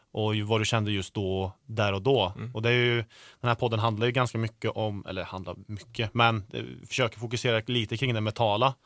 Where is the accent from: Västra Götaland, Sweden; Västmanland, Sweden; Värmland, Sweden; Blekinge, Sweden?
Värmland, Sweden; Karlstad; folk kallar mig för bonde för att jag kommer från Karlstad